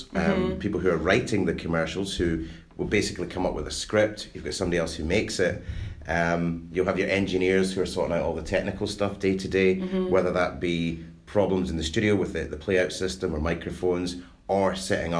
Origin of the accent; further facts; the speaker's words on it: Glenrothes, Scotland, United Kingdom; I was brought up in Glenrothes